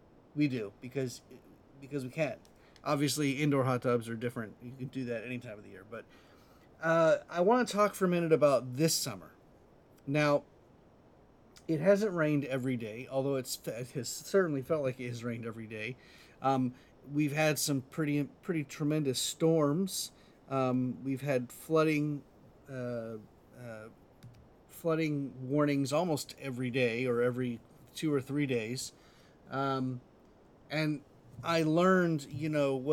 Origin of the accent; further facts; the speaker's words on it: Columbia, South Carolina, United States; also born or lived in Atlanta, Georgia / Knoxville, Tennessee; now in Ocala, United States; I grew up in Columbia, South Carolina